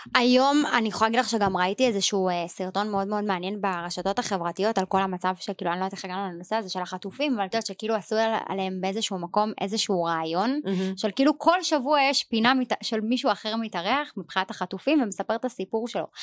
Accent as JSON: {"language": "Hebrew", "country": "Israel", "said": "אנחנו ישראלים"}